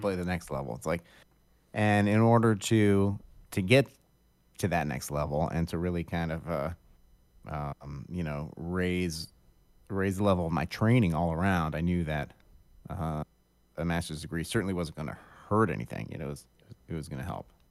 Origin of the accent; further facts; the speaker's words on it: Akron, Ohio, United States; also born or lived in Oberlin, Ohio / Cleveland, Ohio; I'm from Akron, Ohio, originally. And I grew up in Akron